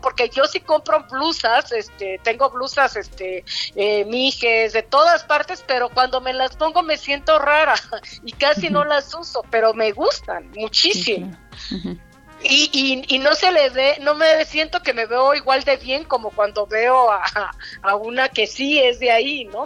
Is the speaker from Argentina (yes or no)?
no; Juchitán, Oaxaca, Mexico; nací en Juchitán, mi abuela igual, mi mamá igual